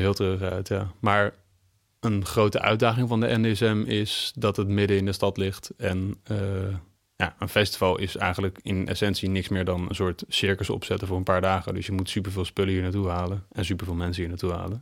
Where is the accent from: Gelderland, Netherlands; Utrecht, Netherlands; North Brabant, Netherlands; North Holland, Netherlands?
North Holland, Netherlands; Amsterdam; Ik eh, kom uit Amsterdam. Ik ben een Amsterdammer.